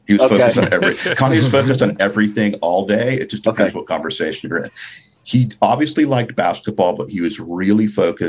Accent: New York City, New York, United States; moved away as an adult; also born or lived in Los Angeles / Herzogenaurach, Germany; growing up in New York and moving

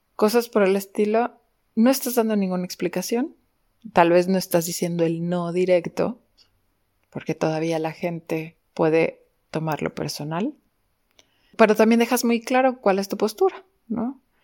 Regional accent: Mexico; como buenos mexicanos

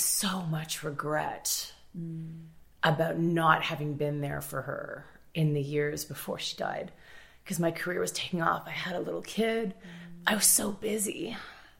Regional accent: Toronto, Ontario, Canada; I grew up in Toronto, like pretty solidly middle class most of my life

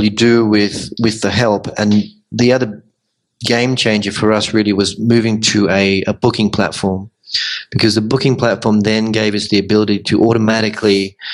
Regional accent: Melbourne, Victoria, Australia; moved away as an adult; also born or lived in Sydney / London; now in Medellín, Colombia; I'm from Melbourne originally, and I've spent time in Sydney and London

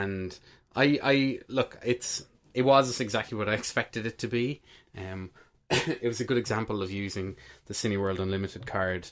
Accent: Ireland; we're Irish men of our 30s

